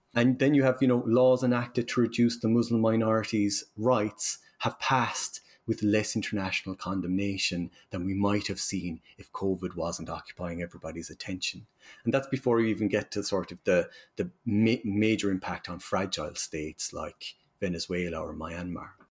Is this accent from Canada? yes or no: no; Ireland; accent: Irish; as you can tell from my accent, I'm from Ireland